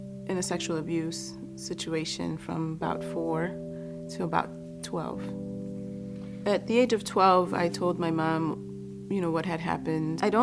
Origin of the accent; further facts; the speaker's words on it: Chicago, Illinois, United States; also born or lived in Boston; My mother migrated from Guatemala to the United States, and I was born in Boston. When I was 2, we moved to Chicago after my parents had separated